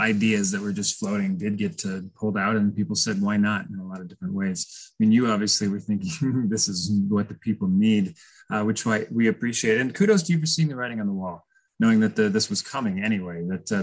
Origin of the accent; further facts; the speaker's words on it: Longmont, Colorado, United States; I grew up in Longmont and I definitely went to the 9Health fairs growing up